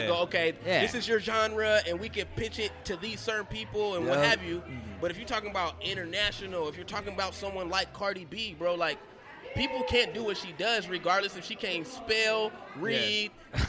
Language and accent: English; St. Louis, Missouri, United States; born there; I was born in St. Louis.